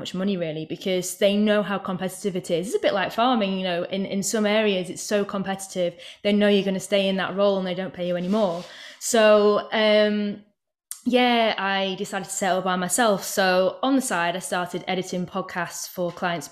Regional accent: Yorkshire and the Humber, United Kingdom; also born or lived in Manchester; now in North West England, United Kingdom; So I'm from East Yorkshire originally, and it's very arable around there.

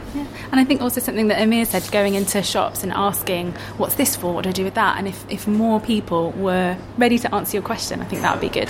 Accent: East Midlands, United Kingdom; I'm from the East Midlands

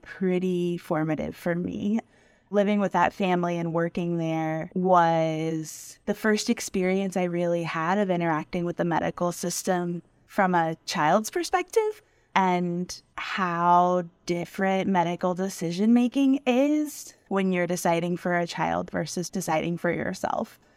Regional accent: Tampa, Florida, United States; moved away as an adult; also born or lived in Washington, D.C. / Pittsburgh; I was born and raised in Tampa, Florida, and the United States

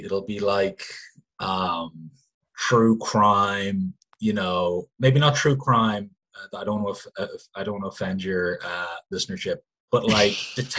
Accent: Kildare, Leinster, Ireland; I'm from Kildare.

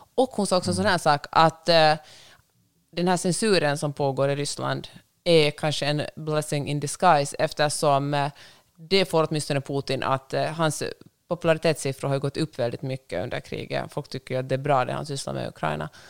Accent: Finland; Jag är finlandssvensk.

